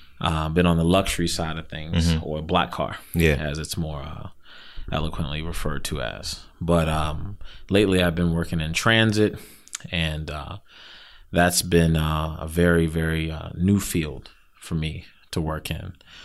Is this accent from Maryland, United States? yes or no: yes; Silver Spring, Maryland, United States; Grew up in Silver Spring, from home, you know, born and raised in Montgomery County.